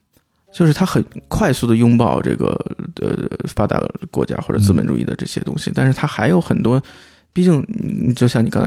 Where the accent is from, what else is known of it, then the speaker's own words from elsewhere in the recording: China; 我我就我就说我是中国人